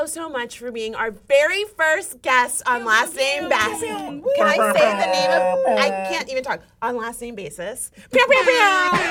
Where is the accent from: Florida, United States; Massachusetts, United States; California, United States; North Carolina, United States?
Florida, United States; we're from Florida.